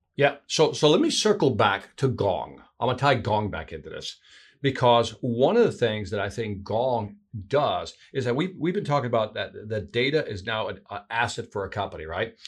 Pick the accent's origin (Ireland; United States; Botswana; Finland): United States; Chicago, Illinois; That's my hometown there, Chicago